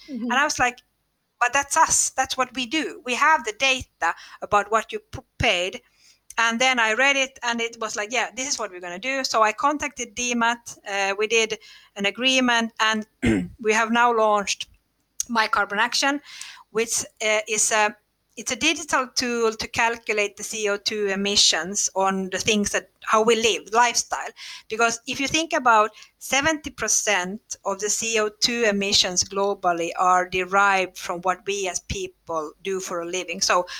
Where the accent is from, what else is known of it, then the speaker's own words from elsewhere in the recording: Finland; English is a second language; And then we found it in Finland, of all places, which is funny because we are from Finland.